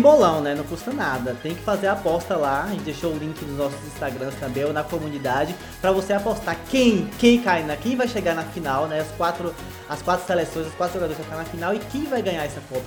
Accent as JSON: {"language": "Portuguese", "town": "Vitória da Conquista", "region": "Bahia", "country": "Brazil", "said": "Porque eu sou de Vitória da Conquista. Eu, eu sou e estou em Vitória da Conquista"}